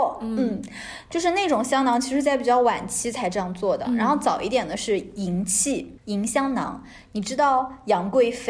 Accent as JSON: {"language": "Chinese", "country": "China", "said": "我们中国人复制的能力，你还怀疑吗？"}